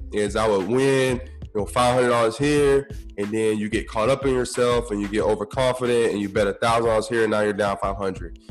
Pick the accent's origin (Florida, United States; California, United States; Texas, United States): Florida, United States; Tampa; I'm from Tampa, so we got the Hard Rock Hotel and Casino there